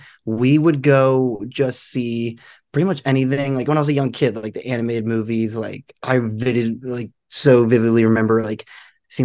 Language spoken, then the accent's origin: English; Marlton, New Jersey, United States; Yeah, well, pretty much, you know, I grew up in like, you know, decent sized town.